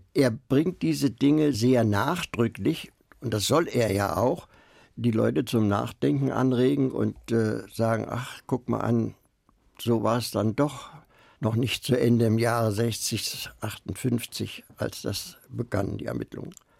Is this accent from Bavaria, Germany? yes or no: no; Berlin, Germany; ich bin Berliner, der Blockadewinter